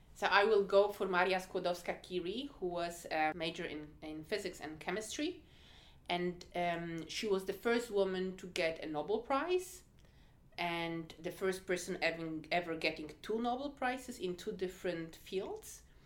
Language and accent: English; Poland; moved away; I'm originally from Poland